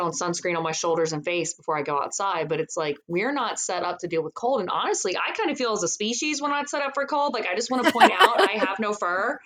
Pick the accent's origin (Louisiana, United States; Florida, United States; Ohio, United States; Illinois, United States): Louisiana, United States; born and raised in Louisiana